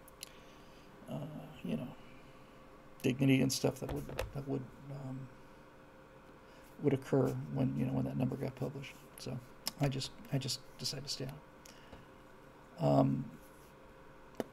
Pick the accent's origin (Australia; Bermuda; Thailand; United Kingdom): Bermuda; we grew up on rainwater in Bermuda